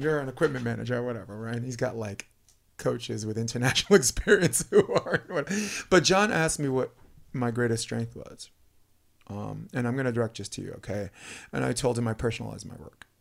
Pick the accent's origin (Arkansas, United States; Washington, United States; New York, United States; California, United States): New York, United States; New York City; moved away as an adult; I'm a kid from Brooklyn